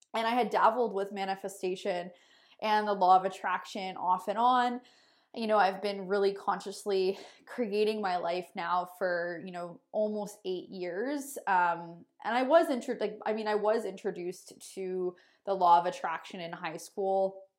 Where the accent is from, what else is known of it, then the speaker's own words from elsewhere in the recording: Sarnia, Ontario, Canada; moved away as an adult; now in Kelowna, Canada; I'm originally from Sarnia, Ontario. I live in Kelowna, British Columbia now